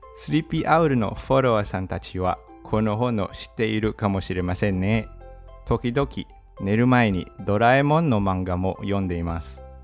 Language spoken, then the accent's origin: Japanese; Manila, Metro Manila, Philippines; Japanese is a second language; 出身はフィリピンのマニラで首都です。